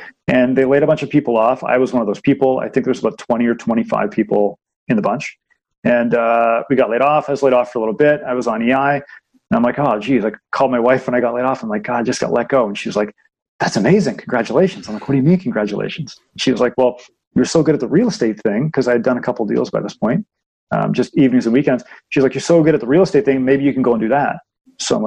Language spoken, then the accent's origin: English; Markham, Ontario, Canada; I grew up in Markham